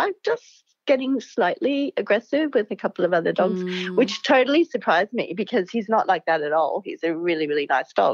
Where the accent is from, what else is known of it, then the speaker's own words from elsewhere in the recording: Hawaii, United States; also born or lived in California; now in Brisbane, Australia; I grew up in Hawaii